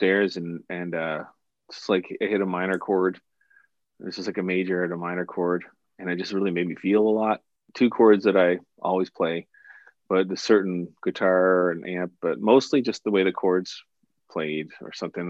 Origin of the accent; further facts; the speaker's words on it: Cole Harbour, Nova Scotia, Canada; I'm from Cole Harbour, which is the home of hockey